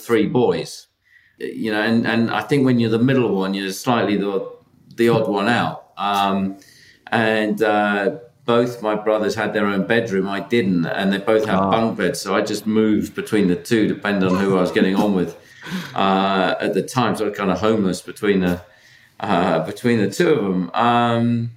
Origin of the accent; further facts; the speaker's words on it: Leamington Spa, West Midlands, United Kingdom; I grew up a little bit north of here in Leamington Spa around, you know, Warwick